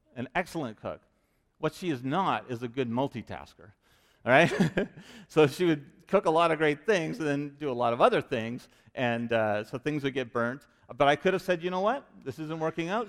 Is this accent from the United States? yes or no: no; Vancouver, British Columbia, Canada; moved away; I'm from Vancouver